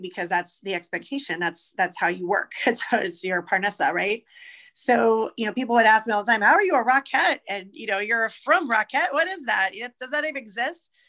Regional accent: Irvine, California, United States; also born or lived in Los Angeles, United States; Irvine, where I was growing up in Orange County

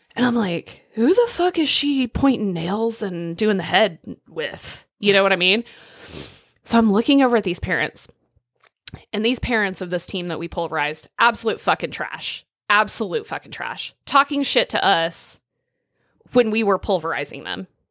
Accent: Northwest Oklahoma, United States; I'm not gonna pretend I didn't grow up in Northwest Oklahoma

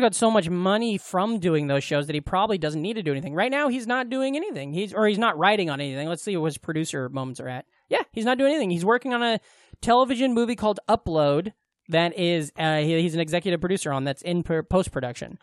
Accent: Glenwood, United States; Glenwood, my hometown

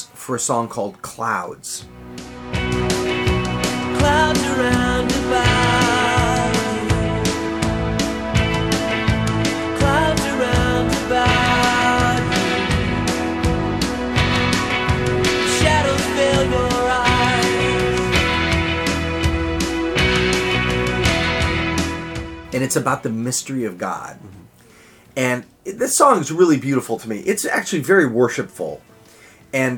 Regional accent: upstate New York, United States; moved away as an adult; also born or lived in Southern California; I come from New York, upstate New York, and I'm pretty conservative.

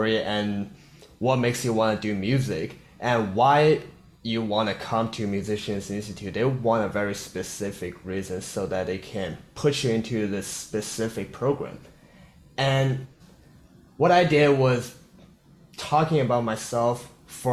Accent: South Korea; English is a second language; moved away as an adult; now in Los Angeles, United States; I'm from South Korea

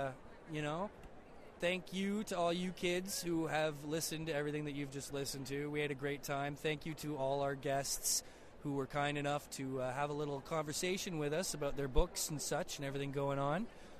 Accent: Canada; I don't think it hurts that we're Canadian.

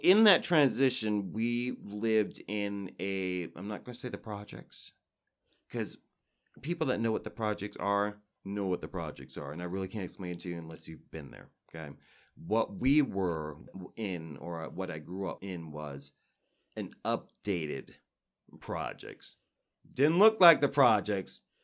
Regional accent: New York, United States; I was raised in New York

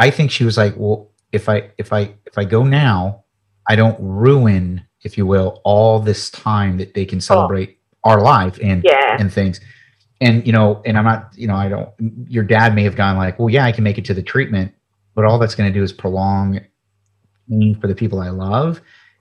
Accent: United States; I'm from the United States

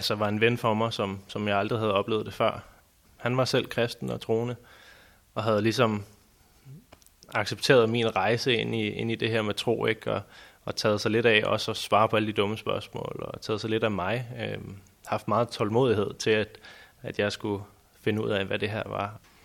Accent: Næstved, Zealand, Denmark; da jeg voksede op i Næstved

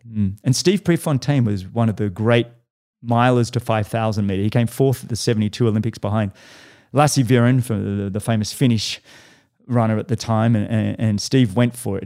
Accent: Australia; now in Boulder, United States; I'm an Australian kid that loved triathlon

